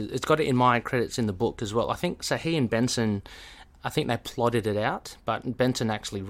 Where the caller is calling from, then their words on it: Australia; Yeah, I mean, I'm talking from Australia.